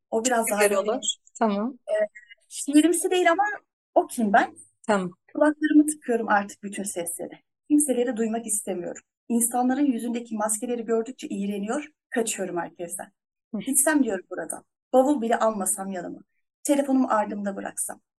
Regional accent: Afyonkarahisar, Turkey; ben 25 Aralık 1984 senesinde Afyonkarahisar'da dünyaya geldim. Ee, bir ailenin tek çocuğuyum.

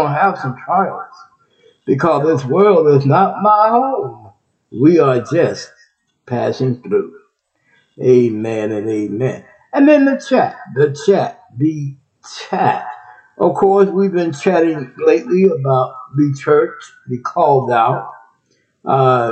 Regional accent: Texas, United States; also born or lived in Ohio; Texas, my home state, Texas.

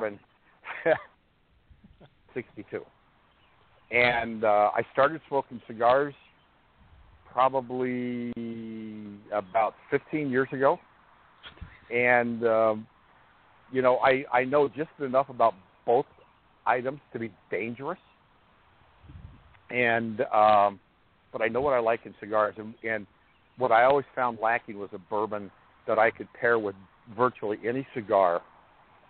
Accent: San Diego, California, United States; I grew up in San Diego

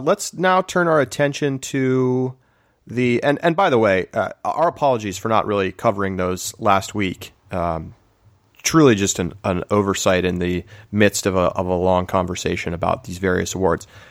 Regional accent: New Mexico, United States; having grown up in New Mexico

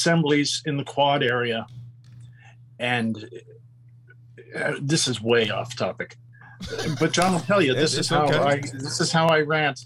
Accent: Los Angeles, California, United States; I was born and raised in the Valley.

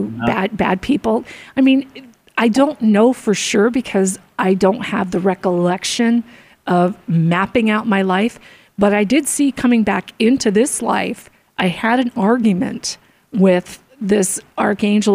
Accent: Arizona, United States; also born or lived in Florida; We moved from Florida when I was 3 to Arizona

